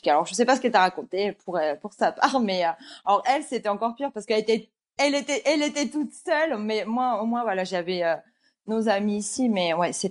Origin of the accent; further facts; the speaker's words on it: Rennes, Brittany, France; on a vécu à Rennes en plus. Voilà, on a grandi à Rennes. Euh, Rennes en plus c'est une petite ville